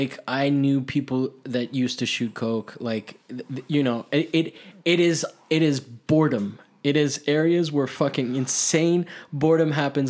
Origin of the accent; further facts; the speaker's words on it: Miami, Florida, United States; my growing up in Miami